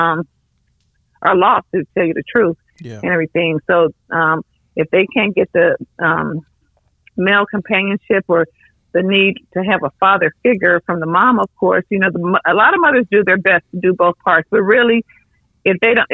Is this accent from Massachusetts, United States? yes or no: no; Los Angeles, California, United States; I was raised by my grandparents in South Central.